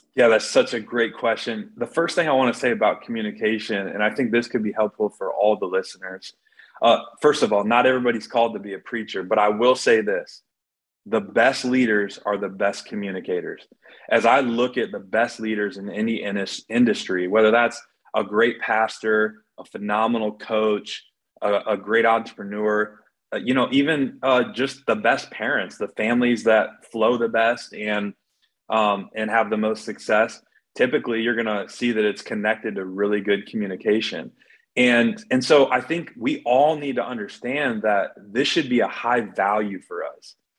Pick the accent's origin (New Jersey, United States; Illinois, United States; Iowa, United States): Iowa, United States; Iowa City; I'm from Iowa City, Iowa, where the Hawkeyes are